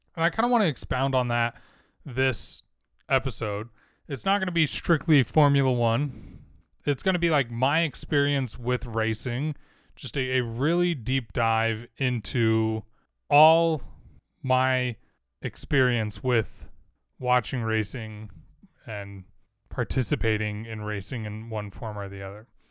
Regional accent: Wasatch Front, Utah, United States; growing up in Wasatch Front, Utah

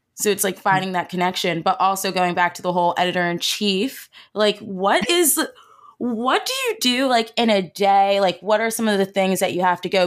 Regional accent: New Jersey, United States; I'm from South Jersey

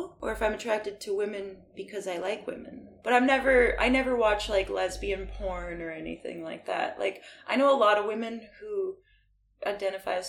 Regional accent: Peace River, Alberta, Canada; moved away as an adult; now in Vancouver, Canada; I'm from Peace River, Alberta

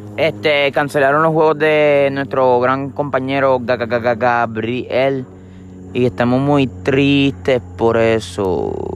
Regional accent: Puerto Rico; Yo sé que somos puertorriqueños

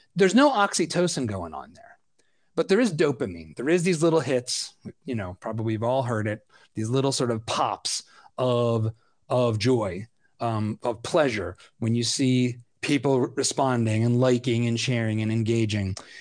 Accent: Philadelphia, Pennsylvania, United States; I'm a Philadelphian

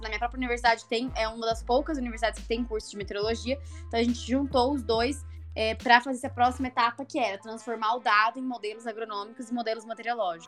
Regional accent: Itajubá, Minas Gerais, Brazil; eu venho de uma cidade, né, de Itajubá, no sul de Minas Gerais

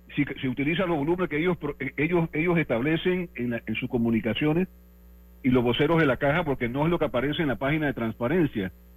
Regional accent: Panama; yo soy panameño y he trabajado y vivido todo mi vida en Panamá

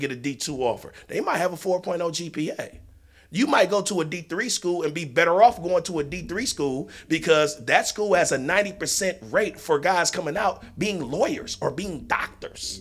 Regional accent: Detroit, Michigan, United States; we're all from the state, from the city of Michigan. I mean, it's, you know, city of Detroit. We're all from Seven Mile

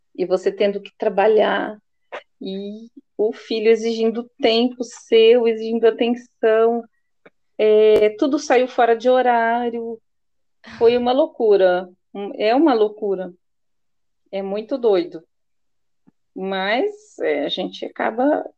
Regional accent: Presidente Prudente, São Paulo, Brazil; que é próximo à minha região, que eu sou de Presidente Prudente

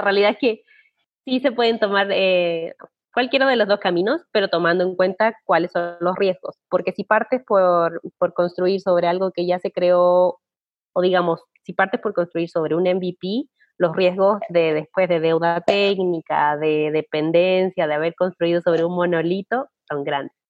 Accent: Chile; moved away as an adult; also born or lived in Australia; soy una chilena que viajó a Australia

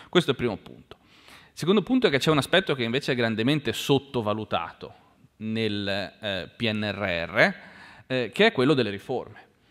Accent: Genoa, Liguria, Italy; io sono di Genova

